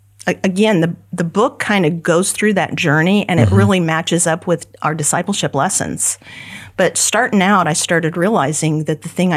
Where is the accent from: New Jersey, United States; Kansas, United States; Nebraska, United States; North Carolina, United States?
Kansas, United States; I was from Kansas and moved over to right by KCBT and was there all the time.